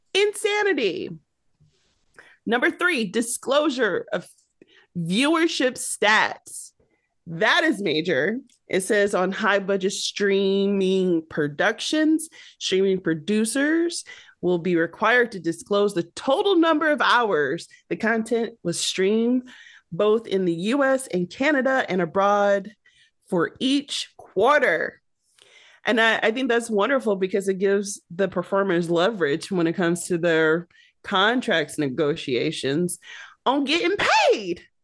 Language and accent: English; Detroit, Michigan, United States; I'm from Detroit